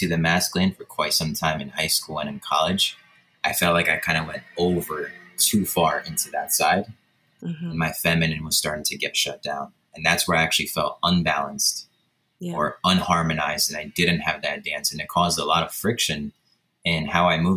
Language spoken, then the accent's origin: English; Poland; moved away; born and raised in Poland in a super small village with just five homes